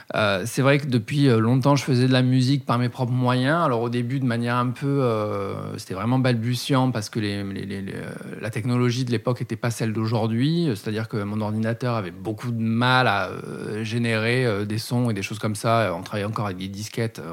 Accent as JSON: {"language": "French", "town": "Bordeaux", "region": "Nouvelle-Aquitaine", "country": "France", "tie": "born or raised there", "said": "je suis né à Bordeaux"}